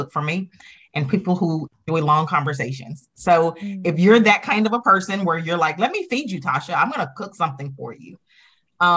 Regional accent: Arkansas, United States; now in North Carolina, United States; I live in North Carolina. I'm originally from Arkansas. And so, you know, pretty Southern, pretty country

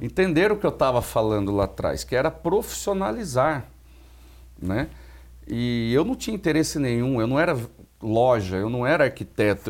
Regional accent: Limeira, São Paulo, Brazil; em Limeira, na minha cidade natal

